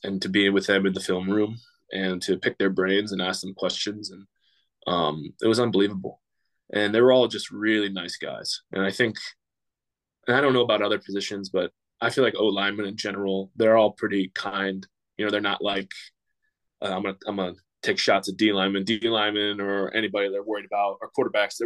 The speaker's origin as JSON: {"language": "English", "town": "Pittsburgh", "region": "Pennsylvania", "country": "United States", "tie": "born or raised there", "said": "I'm from Pittsburgh, I grew up a Steelers fan"}